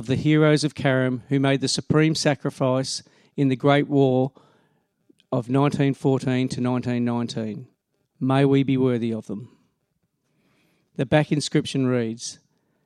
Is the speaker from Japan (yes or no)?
no; Australia; We are Australian